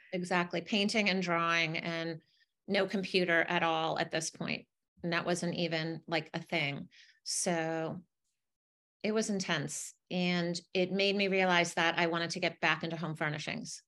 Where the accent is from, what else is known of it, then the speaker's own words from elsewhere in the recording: Connecticut, United States; I grew up in Connecticut